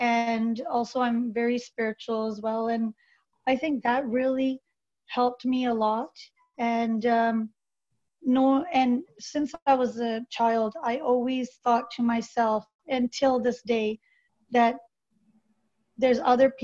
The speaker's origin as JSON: {"language": "English", "town": "Victoria", "region": "British Columbia", "country": "Canada", "tie": "born or raised there", "also_born_or_lived": "Calgary / Surrey", "said": "I was born in Victoria. Then we moved to Calgary and then moved back to Surrey."}